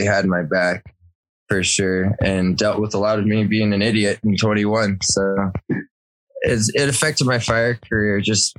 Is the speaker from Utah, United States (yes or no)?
no; Victorville, California, United States; I'm from Southern California, Victorville